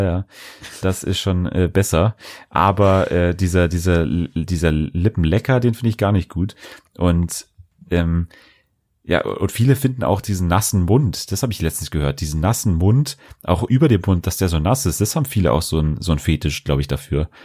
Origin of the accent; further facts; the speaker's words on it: Bavaria, Germany; bei uns in Bayern